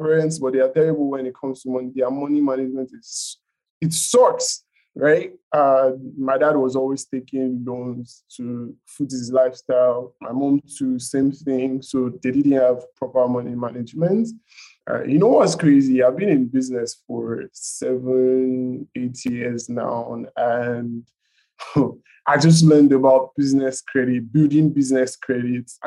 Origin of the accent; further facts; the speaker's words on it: Nigeria; being a Nigerian